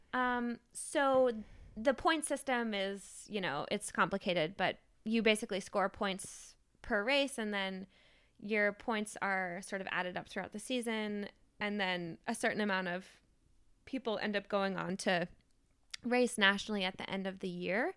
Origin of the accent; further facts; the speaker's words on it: Maine, United States; moved away as an adult; now in New Haven, United States; I grew up in Maine, and I went to college in Maine, and I stayed in Maine after college and worked